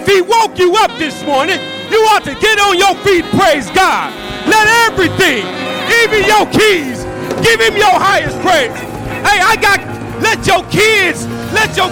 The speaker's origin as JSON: {"language": "English", "region": "California", "country": "United States", "said": "y'all know I'm from California"}